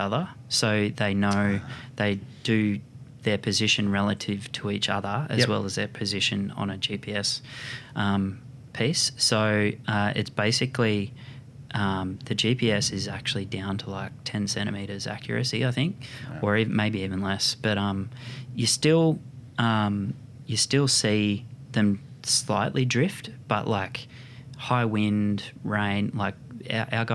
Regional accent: Lennox Head, New South Wales, Australia; now in Brisbane, Australia; We actually used to live in Lennox Head

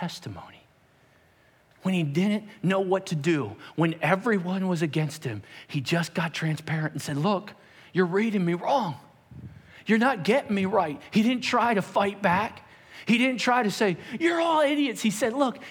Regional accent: Pennsylvania, United States; I'm from the United States. Where at? I said, Pennsylvania

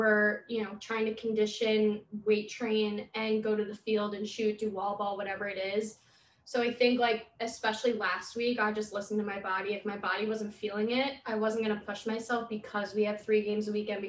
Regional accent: Long Island, New York, United States; Since I'm from Long Island too

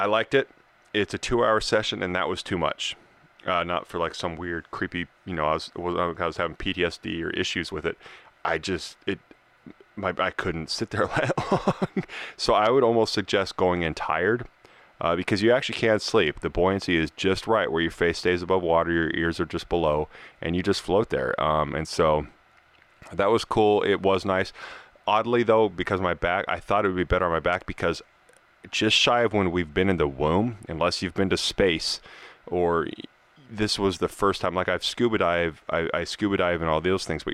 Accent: Colorado, United States; now in California, United States; We're from Colorado.

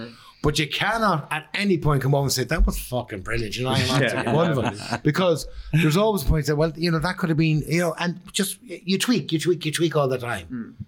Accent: Ireland; That's the beauty of being Irish.

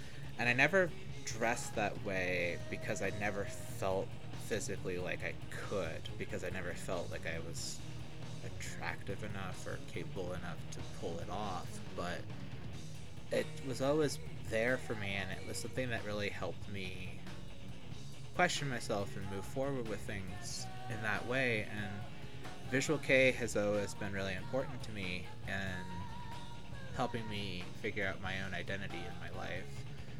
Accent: the South, United States; And growing up in the South and not having access to that, and having a 2-hour conversation with my friend about this boy that looks like a girl

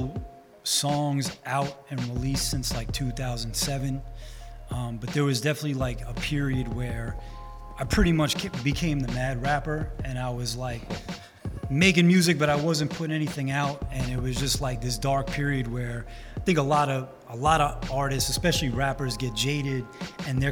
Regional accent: New York City, New York, United States; being that I'm from Rockaway Beach, the Summer Classics basketball tournament is so much wrapped into the community that I grew up

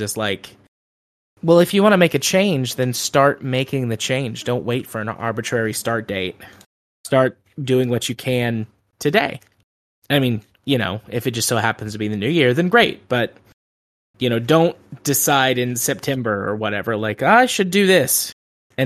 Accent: Deep South, United States; I'm from the Deep South

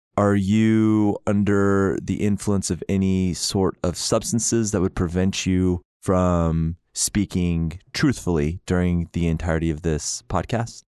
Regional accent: Oklahoma, United States; I'm from Oklahoma.

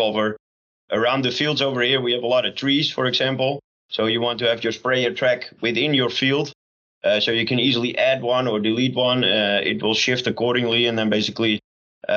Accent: Netherlands; English is a second language; we're here from the Netherlands

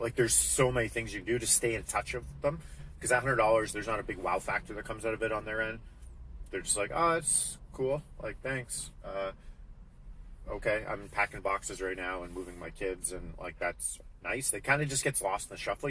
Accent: Alberta, Canada; I'm from Alberta.

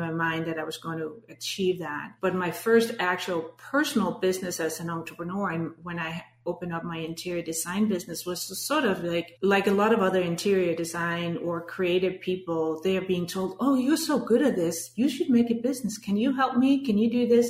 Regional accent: Denmark; English is a second language; moved away as an adult; now in United States; you might have detected my accent, but I'm born and raised in Denmark.

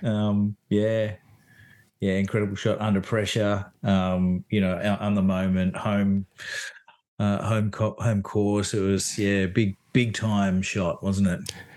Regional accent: Sydney, New South Wales, Australia; I'm actually from Sydney myself.

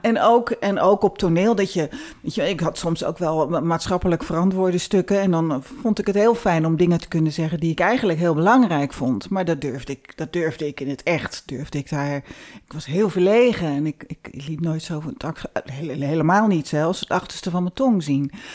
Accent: Rotterdam, South Holland, Netherlands; we komen uit Rotterdam

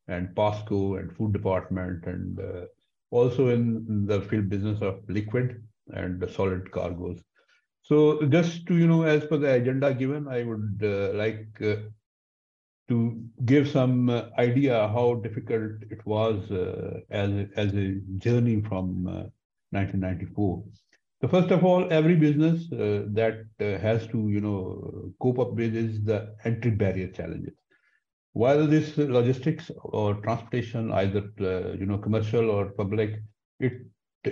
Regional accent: Pakistan; being Pakistani

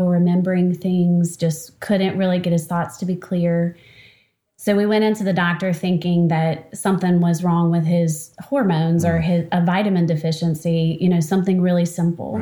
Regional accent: Baton Rouge, Louisiana, United States; I live and was born and raised in Baton Rouge, Louisiana. And have been here my whole life

